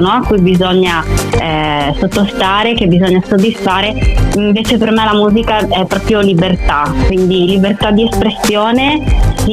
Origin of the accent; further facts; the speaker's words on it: Friuli-Venezia Giulia, Italy; io sono una musicista, vengo dal Friuli Venezia Giulia e ho iniziato a, ad avvicinarmi alla musica molto piccola